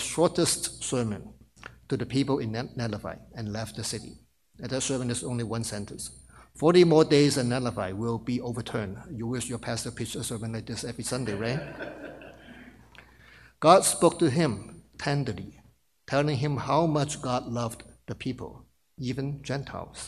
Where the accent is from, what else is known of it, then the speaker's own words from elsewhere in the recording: Hong Kong; moved away as an adult; now in New York, United States; I worked 2 years in my home country, Hong Kong, before I moved to New York.